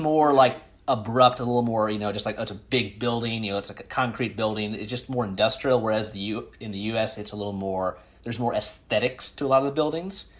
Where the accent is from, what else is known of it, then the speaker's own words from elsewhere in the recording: Midwest, United States; I'm from the Midwest, so we, I would, I didn't live on campus. I lived in my hometown